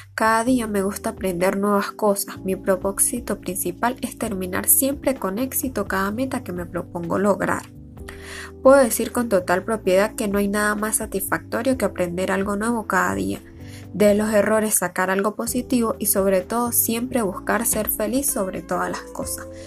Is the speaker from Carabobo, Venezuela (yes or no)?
no; Lagunillas, Mérida, Venezuela; nací y vivo en Lagunillas, Estado Mérida